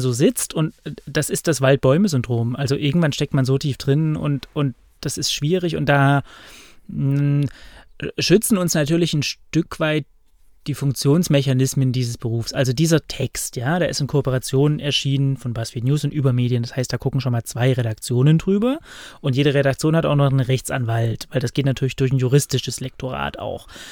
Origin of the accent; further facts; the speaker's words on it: East Germany, Germany; ich bin ja im Osten geboren und groß ja. geworden